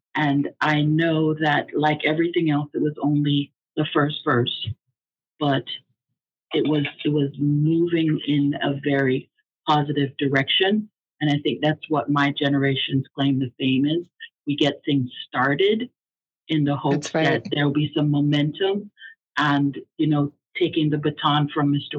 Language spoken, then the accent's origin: English; Jamaica; also born or lived in Hollis, Queens, New York; now in United States; us uh, original Jamaicans. I, I was born in Jamaica. I'm a naturalized uh, U.S. citizen.